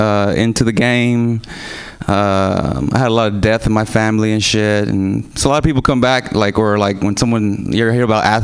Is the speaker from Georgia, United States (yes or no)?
no; Houston, Texas, United States; moved away; I'm from Houston, Texas. So I might have an accent here and there.